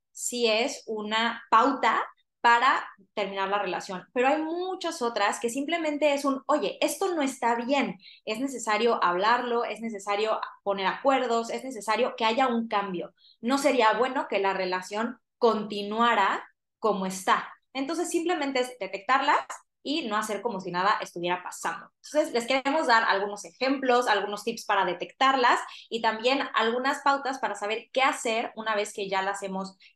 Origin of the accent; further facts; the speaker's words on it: Cancún, Quintana Roo, Mexico; yo crecí en Cancún.